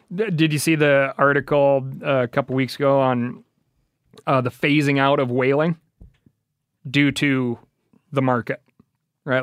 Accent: Missoula, Montana, United States; That was, like, fifth grade growing up in Missoula, Montana

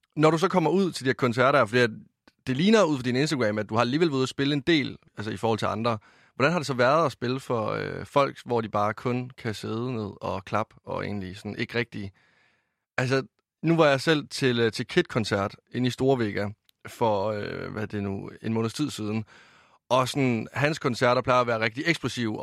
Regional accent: Varde, Southern Denmark, Denmark; jeg kommer fra Vardag over i Vestjylland

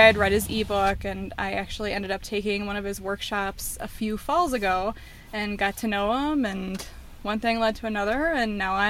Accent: Illinois, United States; moved away as an adult; now in Colorado, United States; I'm originally from Illinois, so I kind of did the life change thing and evaluated what I wanted to do with my life and moved out to Colorado to join David last April, actually.

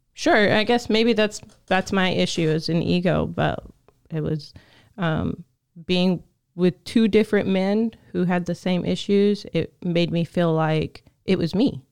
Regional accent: the South, United States; a young woman growing up in the South, in a small town

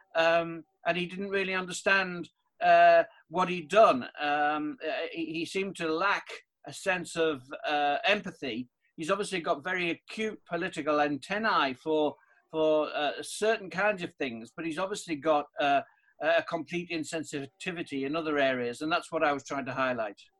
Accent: the Northeast, North East England, United Kingdom; I'm from the Northeast

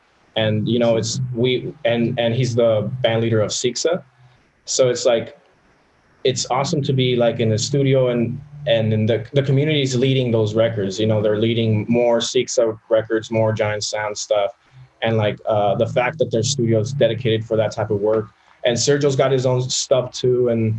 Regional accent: Nogales, Arizona, United States; now in Tucson, United States; Yeah, I'm from Nogales, but when I came to college, I came to Tucson. And so I've been here since I was 18.

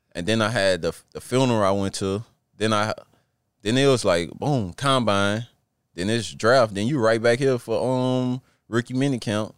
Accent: Plaquemine, Louisiana, United States; moved away as an adult; now in Washington, United States; growing up in Plaquemine

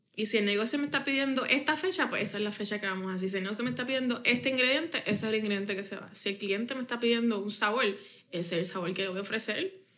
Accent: Bayamón, Puerto Rico; Yo viví eso en Bayamón

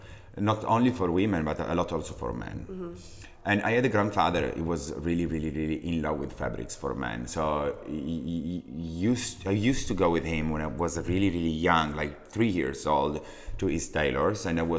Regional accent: Messina, Sicily, Italy; English is a second language; moved away; Gianni Versace was born in the same place where I was born. I'm from Messina.

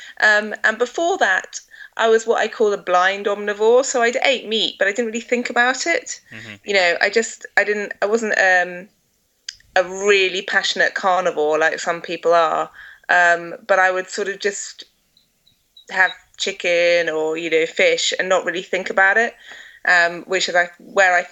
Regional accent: Essex, East of England, United Kingdom; now in Scotland, United Kingdom; I grew up in Essex, but my family are all from Scotland, so I've moved back to Scotland.

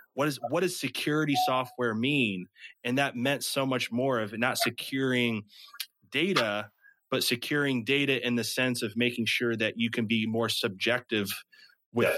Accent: Midwest, United States; I'm from the Midwest

